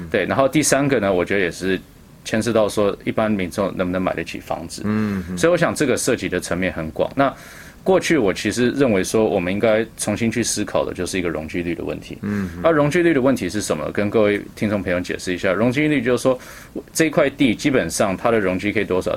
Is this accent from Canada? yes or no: yes; Vancouver, British Columbia, Canada; now in Taipei, Taiwan; 我是Vancouver boy